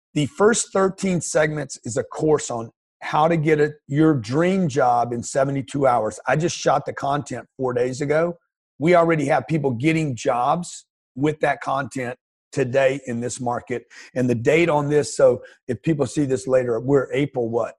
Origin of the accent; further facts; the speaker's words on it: Lake Charles, Louisiana, United States; I grew up in Lake Charles, Louisiana, middle class family, a single mother